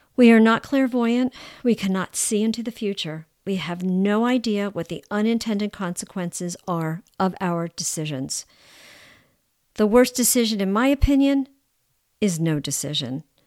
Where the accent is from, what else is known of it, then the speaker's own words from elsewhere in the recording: United States; I'm American